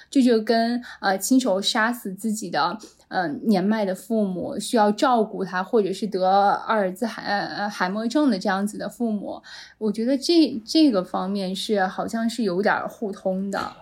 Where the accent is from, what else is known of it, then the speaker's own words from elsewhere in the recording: China; 我们作为一个中国人，在我们中国成长起来的